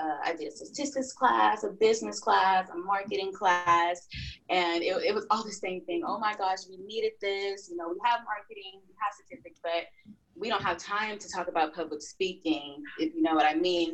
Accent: Arkansas, United States; moved away as an adult; now in Texas, United States; I'm from Arkansas, moved to Texas to get my psychology degree

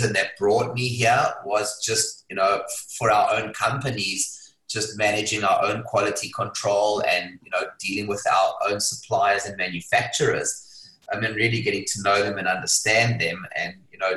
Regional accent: South Africa; moved away as an adult; now in Hong Kong; I was born in South Africa. If you can't tell from the accent, it's a bit of a giveaway. I left Hong Kong I left South Africa at the age of 25

